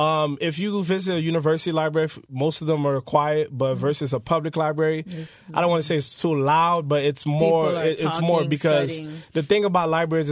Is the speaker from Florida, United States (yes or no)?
yes; North Miami, Florida, United States; also born or lived in Port-au-Prince, Haiti; so I was born in Haiti. I was born in Port-au-Prince. I came over to the United States when I was 6 years old. So I was raised here in America in the best city, as we call it, North Miami. Best district, District 4.